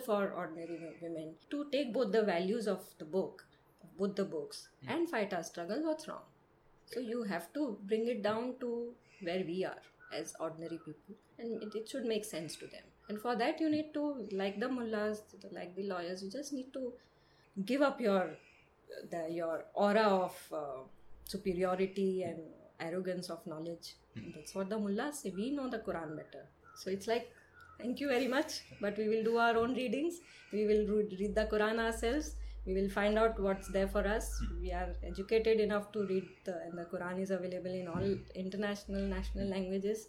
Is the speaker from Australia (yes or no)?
no; India; I'm a believing Muslim, I'm a woman, I'm an Indian